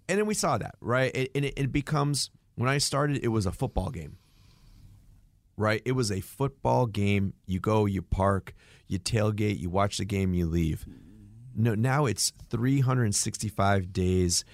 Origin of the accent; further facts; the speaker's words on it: New England, United States; growing up in New England